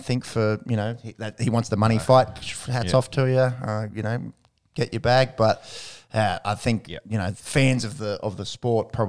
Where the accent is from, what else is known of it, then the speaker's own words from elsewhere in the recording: Australia; also born or lived in Illawarra, New South Wales; as Aussie fans